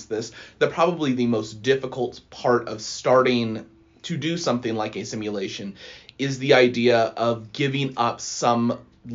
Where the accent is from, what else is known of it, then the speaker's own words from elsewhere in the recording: Bakersfield, California, United States; moved away as an adult; also born or lived in San Francisco, California; now in Las Vegas, United States; I was born and raised in Bakersfield, California